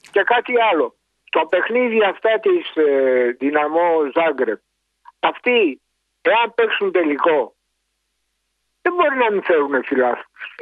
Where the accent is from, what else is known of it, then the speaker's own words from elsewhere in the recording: Istanbul, Turkey; now in Greece; εγώ είμαι από την Κωνσταντινούπολη